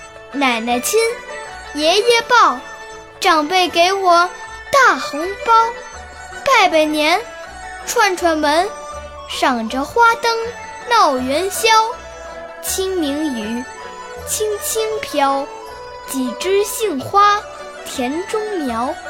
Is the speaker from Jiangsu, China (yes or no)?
no; Beijing, China